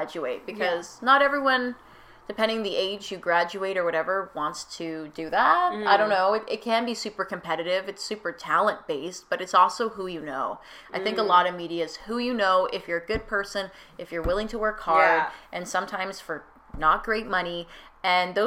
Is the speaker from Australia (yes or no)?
no; Lower Mainland, British Columbia, Canada; also born or lived in Kelowna; now in Vancouver, Canada; I'm from the Lower Mainland too